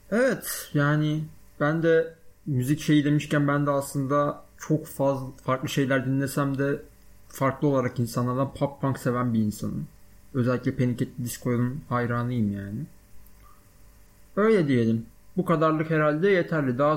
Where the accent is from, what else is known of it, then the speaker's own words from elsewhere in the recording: Balıkesir, Turkey; Aslan Balıkesirliyim. Bu önemli bilgi. Onun dışında işte doğma büyüme Balıkesirliyim. 18 yaşıma kadar Balıkesir'de yaşadım.